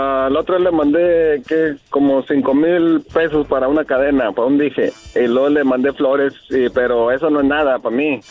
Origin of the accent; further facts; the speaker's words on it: Torreón, Coahuila, Mexico; moved away; yo soy de Torreón